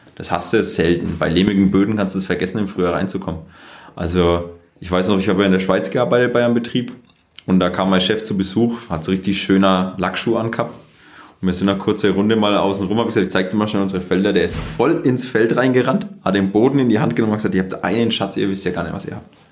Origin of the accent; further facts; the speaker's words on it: Germany; als Deutscher